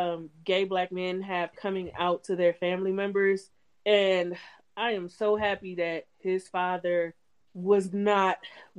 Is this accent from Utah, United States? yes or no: no; Cleveland, Ohio, United States; So, first off, to people who are not from Cleveland, when people ask you where you're from, no, I'm from Cleveland, because people tend to not know the suburbs, right?